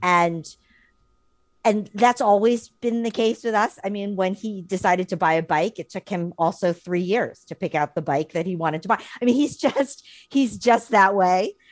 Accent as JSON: {"language": "English", "region": "New York", "country": "United States", "tie": "born or raised there", "said": "living and, and growing up in New York and having our careers in New York"}